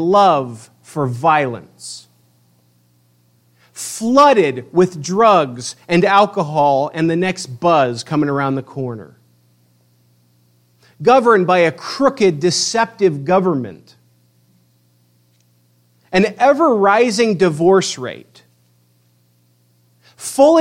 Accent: United States; as American Christians

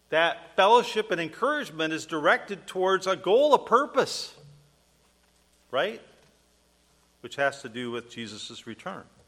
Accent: United States; I'm an American citizen

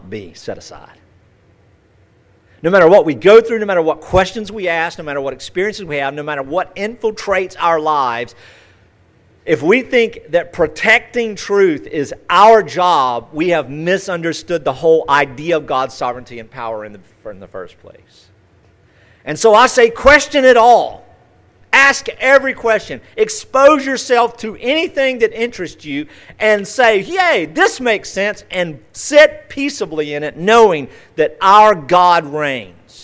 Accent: United States; as American Christians

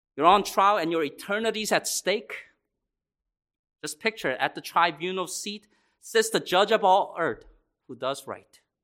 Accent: Laurel, United States; my broken home growing up in Laurel

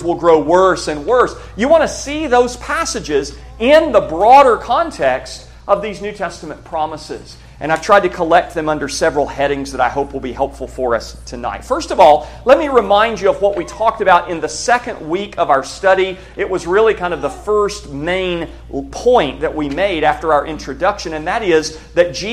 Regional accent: United States; American Christians

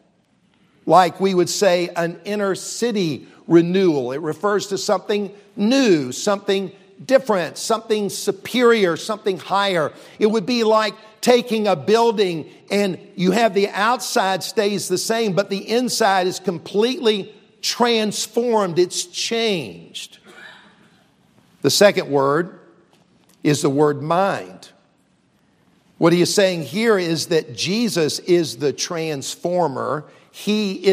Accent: Columbia, South Carolina, United States; also born or lived in Charleston, South Carolina; I grew up here in South Carolina, Columbia, the capital city

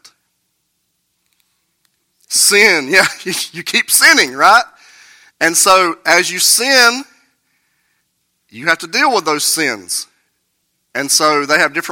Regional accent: United States; I grew up here in Burke County in the Bible Belt.

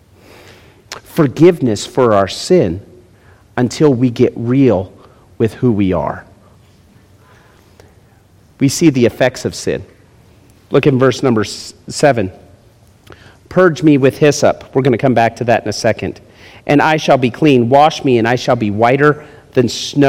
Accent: Las Vegas, Nevada, United States; also born or lived in Florida; where are you from? Las Vegas

